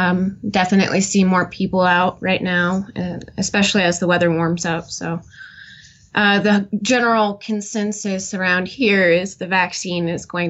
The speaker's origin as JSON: {"language": "English", "town": "North Kansas City", "region": "Missouri", "country": "United States", "tie": "born or raised there", "also_born_or_lived": "Liberty, Missouri / Smithville, Missouri", "said": "I was born in Liberty, Missouri, and grew up in North Kansas City for about 12 years of my life before moving to Smithville, Missouri."}